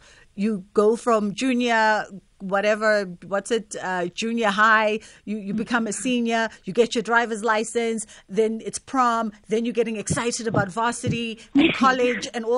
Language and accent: English; South Africa; As a South African, we really don't have a culture of rite of passage.